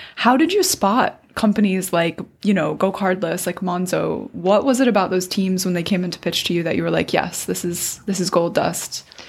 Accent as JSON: {"language": "English", "country": "United States", "moved": "yes", "lives_now": "United Kingdom", "said": "I've always felt as an American, it gives me a really interesting perspective working in UK tech"}